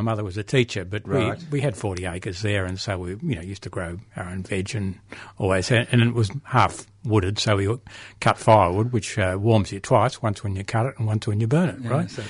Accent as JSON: {"language": "English", "town": "Mount Evelyn", "region": "Victoria", "country": "Australia", "tie": "born or raised there", "said": "I grew up in Mount Evelyn, so we had always had a few cows around, yeah. Mount Evelyn's in the back of Melways now, but it wasn't always."}